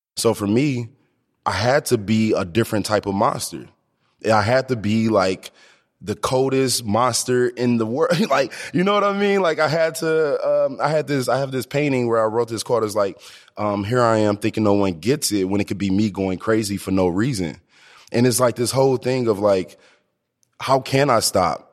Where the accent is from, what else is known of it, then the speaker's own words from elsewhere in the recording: Ferguson, Missouri, United States; also born or lived in Ballwin, Missouri; I grew up in Ferguson